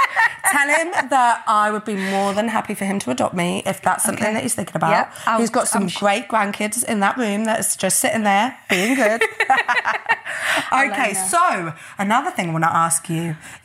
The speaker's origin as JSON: {"language": "English", "town": "Peterborough", "region": "East of England", "country": "United Kingdom", "said": "from Peterborough."}